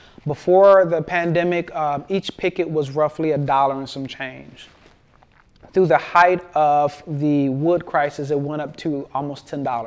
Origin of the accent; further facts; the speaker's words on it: Michigan, United States; also born or lived in Houston; and actually both of us were from Michigan. I was born in Houston, but I was coming back from Michigan.